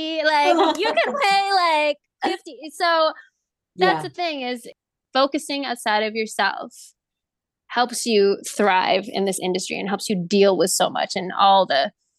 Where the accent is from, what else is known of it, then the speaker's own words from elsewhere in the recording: Philippines; All the stereotypes, like I'm Filipino, so that's not my stereotype.